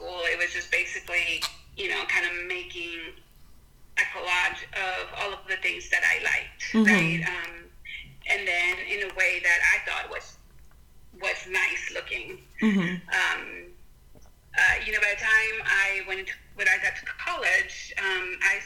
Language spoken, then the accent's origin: English; Texcoco, State of Mexico, Mexico; English is a second language; moved away as an adult; also born or lived in Guadalajara / Denton, Texas; now in United States; I grew up in Mexico City. So, okay. Well, actually, in a town called Texcoco. We were born in Mexico City, and then shortly after I was born, my family moved to Texcoco